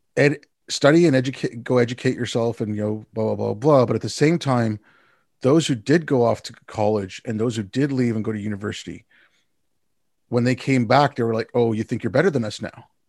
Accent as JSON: {"language": "English", "town": "Montreal", "region": "Quebec", "country": "Canada", "tie": "born or raised there", "said": "I'm thankful that I can also speak French 'cause I grew up in Montreal."}